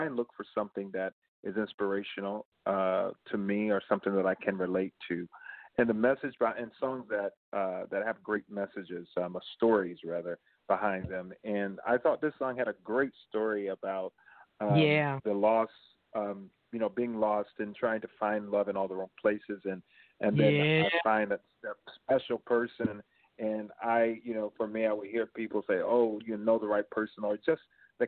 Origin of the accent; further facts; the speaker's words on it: Manchester, Georgia, United States; now in St. Petersburg, United States; growing up in Georgia